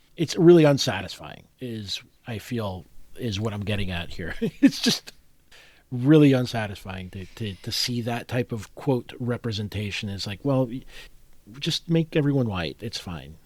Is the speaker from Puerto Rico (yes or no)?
yes; Puerto Rico; I was growing up in Puerto Rico